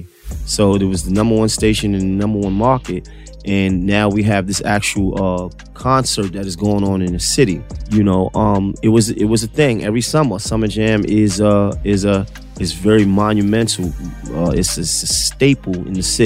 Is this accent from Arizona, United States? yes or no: no; New York City, New York, United States; I'm a homegrown New York City artist